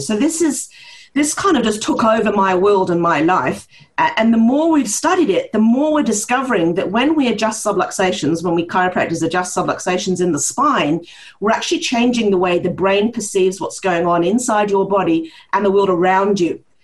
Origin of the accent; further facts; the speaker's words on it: Norway; accent: partly New Zealander and partly Norwegian; grew up in a um, Norwegian household with a New Zealand mother. So this is where my strange accent comes from, uh, part, partly New Zealander and partly Norwegian.